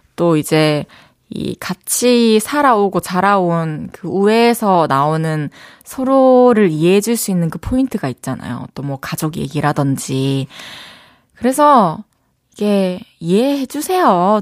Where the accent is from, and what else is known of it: South Korea; accent: satoori (regional dialect)